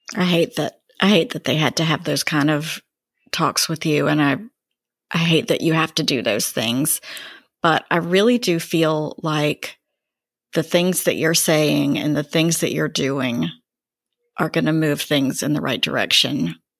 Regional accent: Greensboro, North Carolina, United States; I grew up in Greensboro

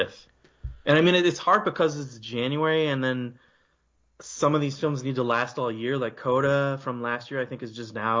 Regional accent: United States; an American kid who grew up watching American indie films

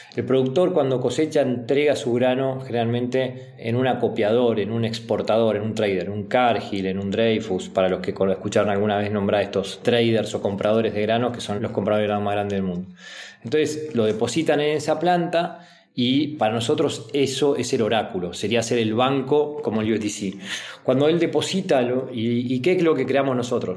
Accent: Argentina

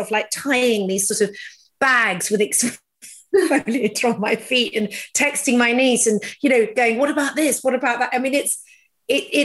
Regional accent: England, United Kingdom; being very English

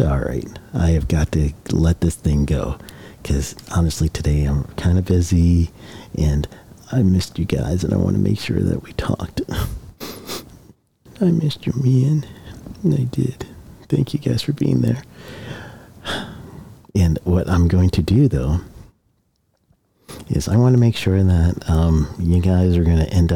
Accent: Guyana; now in United States; My home country is Guyana and the U.S. I'm dual citizen.

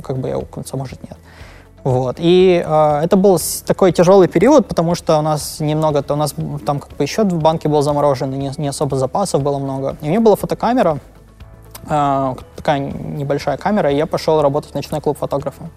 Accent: Lviv, Lviv Oblast, Ukraine; now in Berlin, Germany; я родился во Львове, мы жили вместе

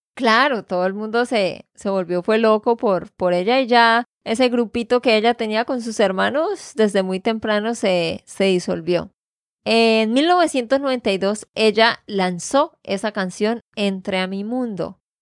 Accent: Santander, Colombia; de Santander, Colombia

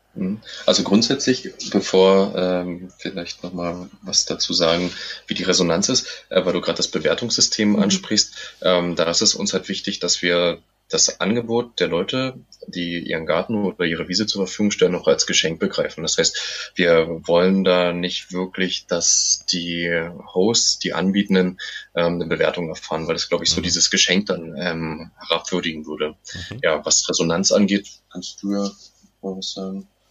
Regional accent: Germany; bei uns in Deutschland

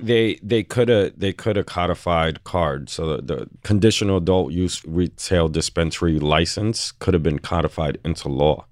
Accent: New York City, New York, United States; I'm born and raised on the Lower East Side

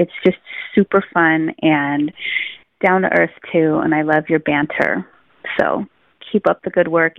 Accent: Berkeley, California, United States; now in San Francisco, United States; I live in San Francisco. My grandma was born here. My mother was born here. I was born in Berkeley, but I gave birth here too.

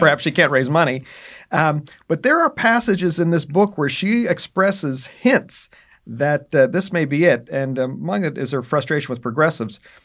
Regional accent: Pennsylvania, United States; in Pennsylvania, uh, in particular my home state

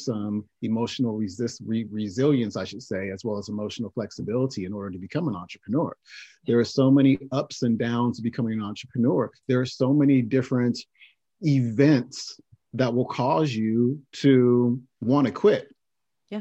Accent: Oakland, California, United States; I was born in Oakland, California, and um, lived with both of my parents as well as my brother up until the age of 10

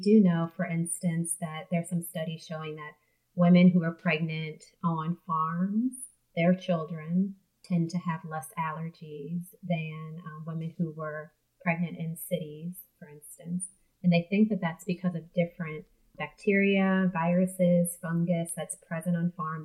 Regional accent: New Orleans, Louisiana, United States; moved away as an adult; also born or lived in Arkansas; I am from New Orleans, Louisiana, and I'm the youngest of five girls there. I, went to high school there and then left for college, returned for medical school

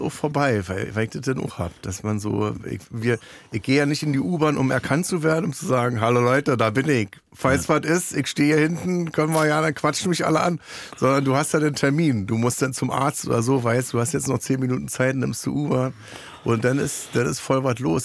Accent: Germany; ich bin ja Deutscher

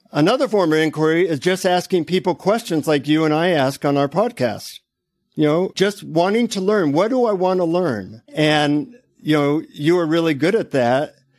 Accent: United States; from the United States.

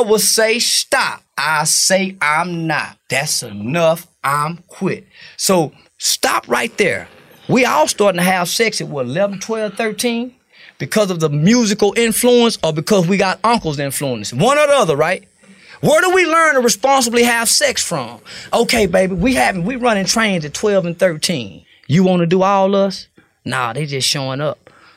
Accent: the South, United States; I'm from the South

